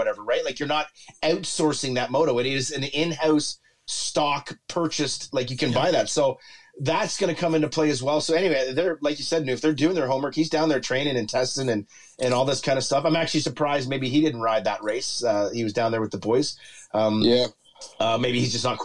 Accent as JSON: {"language": "English", "country": "Canada", "said": "we're Canadian."}